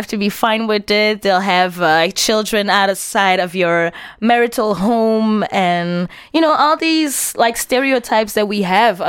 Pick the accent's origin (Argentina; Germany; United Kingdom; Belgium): Belgium; Antwerp, Flanders; And I grew up in Antwerp. So yeah. I was surrounded by white Flemish people.